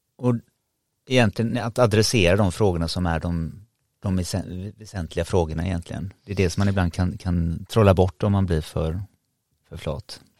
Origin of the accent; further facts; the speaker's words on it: Sweden; som svensk